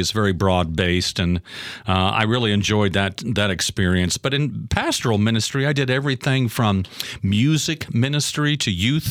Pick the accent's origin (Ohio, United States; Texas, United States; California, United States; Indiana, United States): Indiana, United States; Lafayette; moved away as an adult; now in Owensboro, United States; I was born in Indiana. I won't say what year, but it was a long time ago. I'm an Indiana boy. Grew up in Lafayette, Indiana